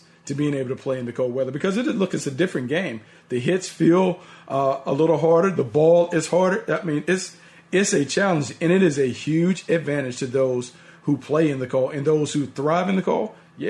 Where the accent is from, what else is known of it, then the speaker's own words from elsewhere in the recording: North Carolina, United States; I grew up in North Carolina.